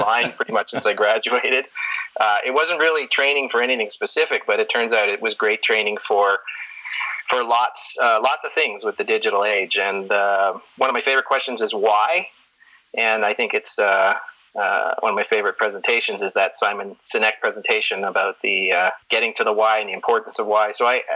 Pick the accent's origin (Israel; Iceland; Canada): Canada; Toronto, Ontario; also born or lived in Detroit; now in Calgary, Canada; I grew up in Toronto